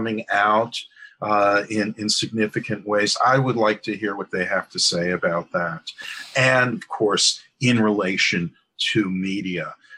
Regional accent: New York, United States; as a New Yorker myself

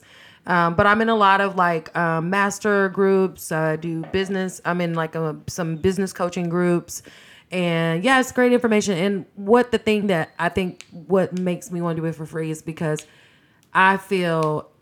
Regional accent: Texarkana, Texas, United States; I went to A&M in my hometown, which is Texarkana.

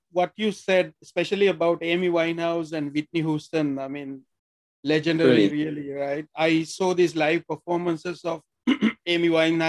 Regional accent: Sri Lanka; moved away; I'm actually from Sri Lanka, so I'm kind of close to very British way of life because we play cricket, we play football also in Sri Lanka.

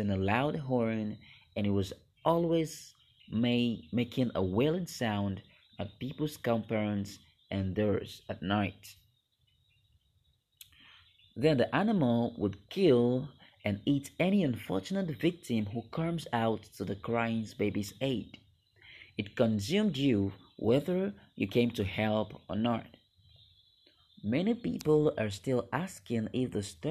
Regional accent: Nigeria; I am from Nigeria, Western Africa

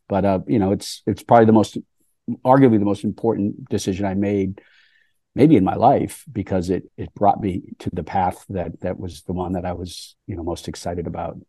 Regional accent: Boston, Massachusetts, United States; I grew up on the East Coast in the Boston area

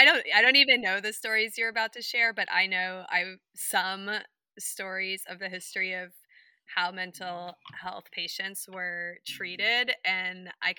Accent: Atlanta, Georgia, United States; I grew up in Atlanta

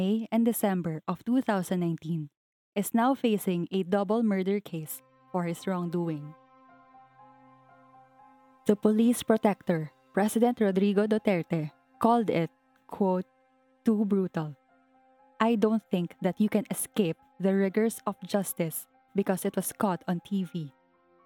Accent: Philippines; As Filipino citizens

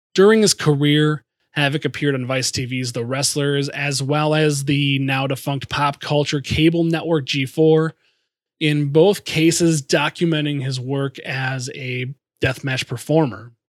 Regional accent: Minnesota, United States; my home state of Minnesota

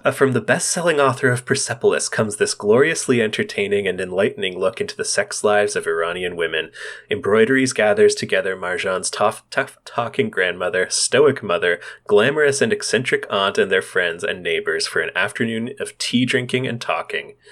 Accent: Canada; as Canadians

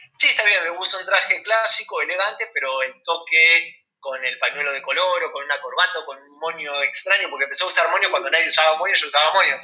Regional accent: Argentina; cómo somos los argentinos

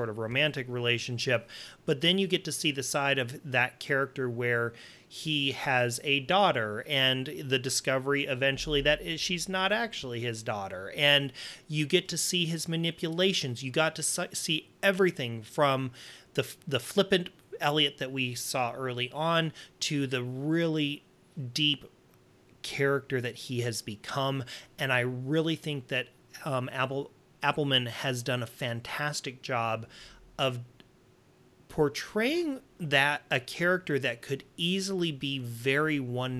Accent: Montana, Wyoming, North Dakota, United States; growing up in North Dakota, Montana, Wyoming

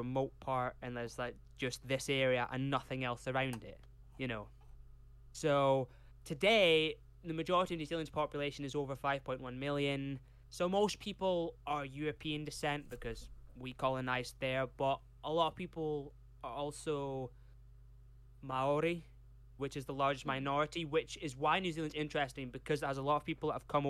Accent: Carlisle, North West England, United Kingdom; born there; I was born in Carlisle, but I was made in the...

